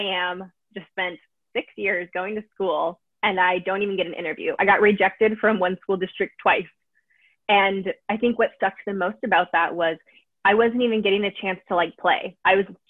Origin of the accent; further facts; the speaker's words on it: San Diego, California, United States; I grew up in San Diego my whole life. I still live here